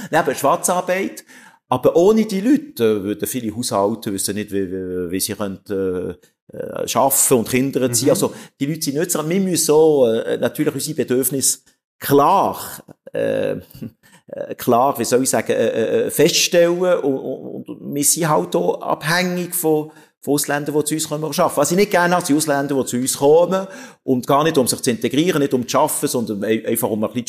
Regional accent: Switzerland; Obwohl wir müssen auch nicht als Schweizer heuchlerisch ist, sagt man.

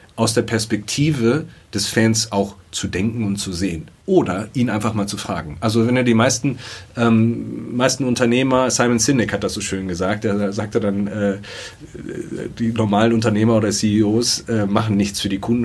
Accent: Dortmund, North Rhine-Westphalia, Germany; Ich bin gebürtiger Dortmunder

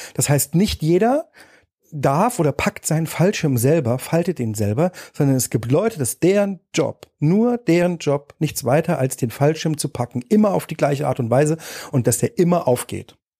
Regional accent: Erfurt, Thuringia, Germany; in der Platte in Erfurt gab es Flure mit vielen Nachbarn

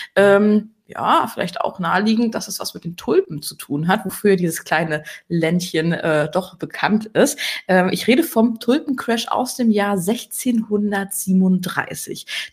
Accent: Berlin, Germany; now in Rhineland, Germany; Ich als Berlinerin

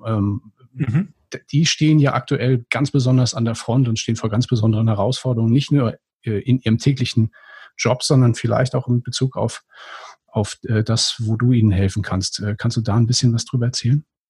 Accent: Northern Germany, Germany; als Norddeutscher

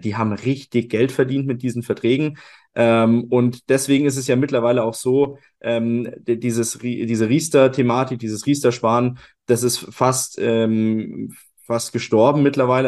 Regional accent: Germany; bei uns in, in Deutschland

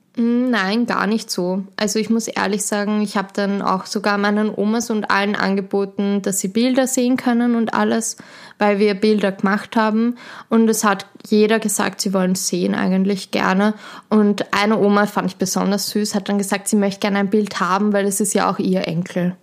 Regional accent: Schwechat, Lower Austria, Austria; ich komme aus Schwächert, bin dort aufgewachsen, lebe dort

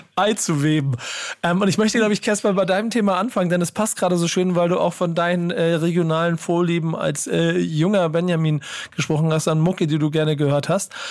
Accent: Hamburg, Germany; ich bin Hamburger

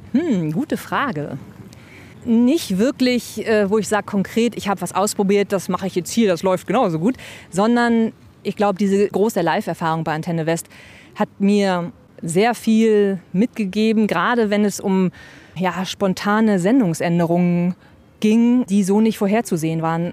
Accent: Lower Saxony, Germany; moved away; also born or lived in Hamburg / Trier / Berlin; Ich komme äh, gebürtig aus Niedersachsen so zwischen Hildesheim und Göttingen aus dem Leinetal und da bin ich geboren und aufgewachsen

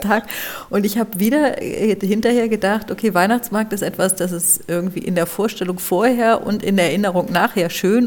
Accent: Hamburg, Germany; now in Berlin, Germany; Ich bin ja Hamburgerin

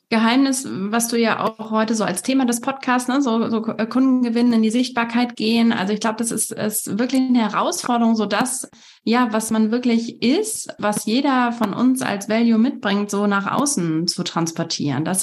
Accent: Essen, North Rhine-Westphalia, Germany; moved away as an adult; now in Mönkeberg, Germany; bin eigentlich aufgewachsen in Nordrhein-Westfalen, bin in Essen geboren, habe an der Ruhr-Uni Bochum studiert und bin vor sechs Jahren so auf meinem Weg der eigenen Persönlichkeitsentwicklung von ähm, NRW nach Schleswig-Holstein gegangen

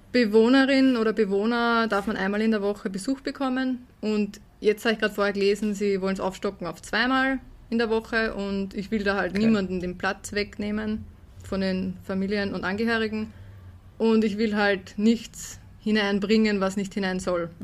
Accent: Herzogenburg, Lower Austria, Austria; bei uns in Herzogenburg

